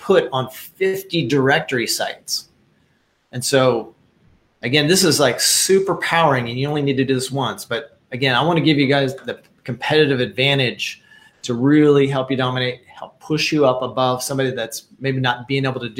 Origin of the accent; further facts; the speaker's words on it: Wichita, Kansas, United States; I grew up in Wichita, Kansas